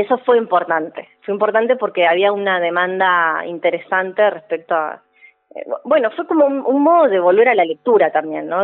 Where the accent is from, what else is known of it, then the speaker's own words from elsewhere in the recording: Neuquén, Argentina; moved away as an adult; also born or lived in Buenos Aires; Yo soy neuquina, así que yo volví en mi caso